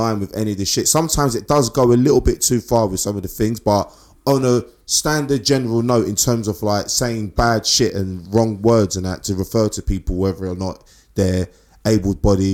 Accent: London, United Kingdom; we're from East

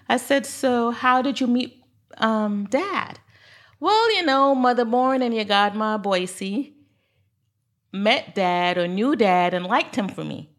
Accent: New York City, New York, United States; moved away as an adult; also born or lived in Saint Croix, U.S. Virgin Islands; now in Royal Palm Beach, United States; I'm originally from Brooklyn, New York

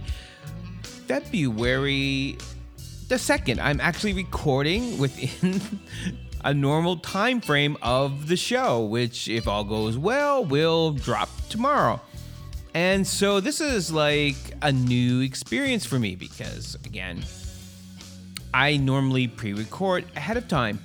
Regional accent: Canada; accent: Caucasian Canadian / American; now in United States; I was born and raised in Canada and moved to the United States

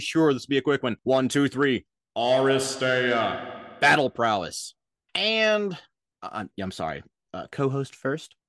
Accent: Minnesota, United States; accent: Minnesota; I heard my mid Atlantic accent coming into my Minnesota accent

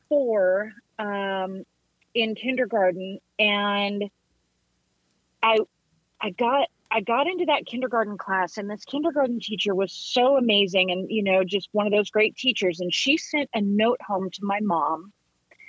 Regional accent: Redding, California, United States; also born or lived in East Bay, California / Happy Valley, California; now in Nashville, United States; was reared in Redding, California, just at the bottom of Mount Shasta there, up near the Oregon border

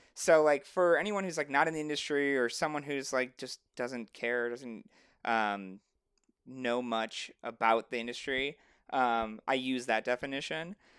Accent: Chicago suburbs, Illinois, United States; moved away; I'm from Chicago originally, um, well, the suburbs of Chicago

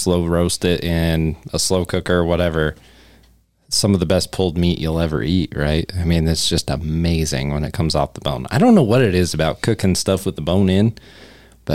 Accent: Cheyenne, Wyoming, United States; I grew up in Cheyenne

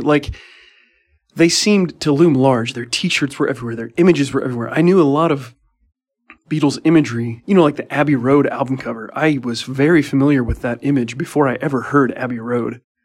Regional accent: Midwest, United States; I'm Midwestern

